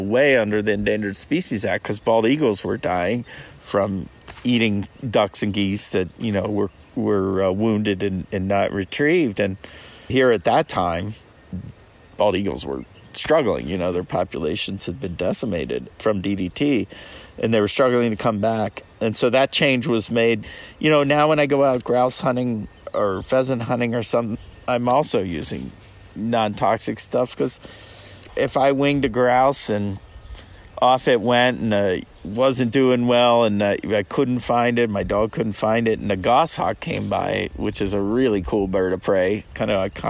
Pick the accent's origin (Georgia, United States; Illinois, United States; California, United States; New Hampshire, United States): New Hampshire, United States; You know, what I learned in my home state of New Hampshire